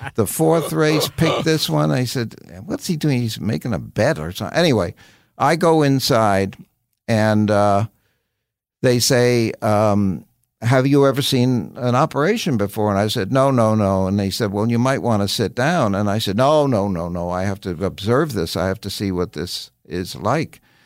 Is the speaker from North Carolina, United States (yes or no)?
no; New York, United States; you're a little kid growing up in the West Side of New York